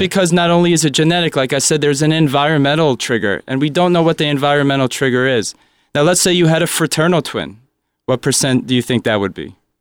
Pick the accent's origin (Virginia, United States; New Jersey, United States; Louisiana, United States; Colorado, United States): New Jersey, United States; Springfield; also born or lived in Philadelphia / New York; I was born right here in Springfield, New Jersey. So, uh, I'm always a Jersey person